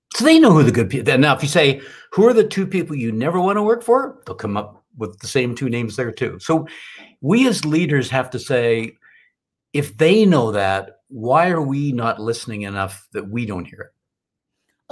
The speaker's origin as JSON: {"language": "English", "country": "Canada", "tie": "born or raised there", "said": "born and raised in Canada"}